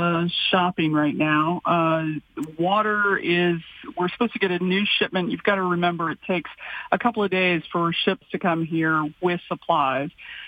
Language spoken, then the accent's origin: English; Texas, United States; now in Honolulu, United States; I come from Texas